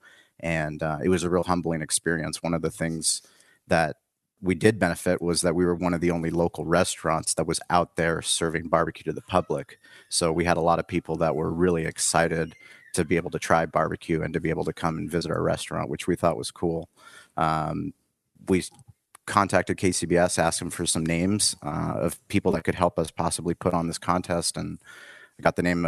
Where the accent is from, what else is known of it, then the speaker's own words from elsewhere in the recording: San Diego, California, United States; I'm from San Diego. I grew up out there